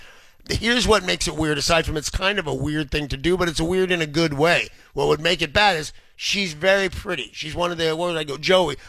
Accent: Southern California, United States; now in Seattle, United States; Growing up in Southern California as a kid

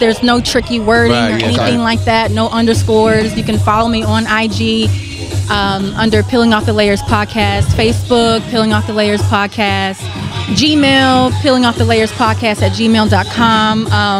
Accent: Fayetteville, North Carolina, United States; moved away as an adult; Moved out here in 2014 from North Carolina. I'm from Fayetteville.

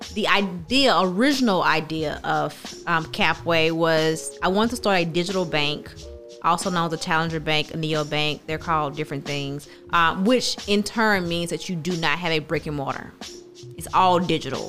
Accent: Terry, Mississippi, United States; I grew up in Terry

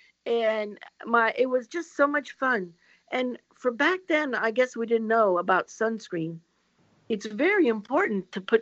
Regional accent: Port Charlotte, Florida, United States; I grew up in Port Charlotte

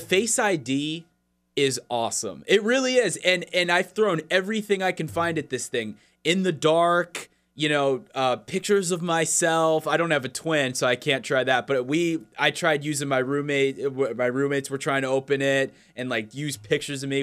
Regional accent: Florida, United States; moved away

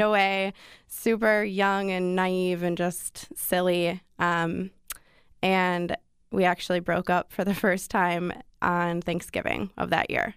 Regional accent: Wisconsin, United States; moved away; I'm from Wisconsin

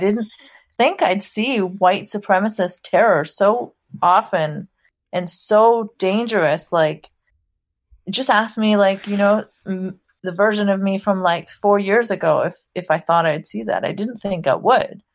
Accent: Saudi Arabia; I grew up in Saudi Arabia. I'm of Pakistani background

